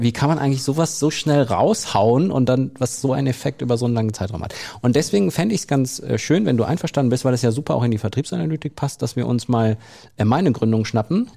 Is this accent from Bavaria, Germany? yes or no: no; Soest district, North Rhine-Westphalia, Germany; im Kreis Soest, meiner Heimat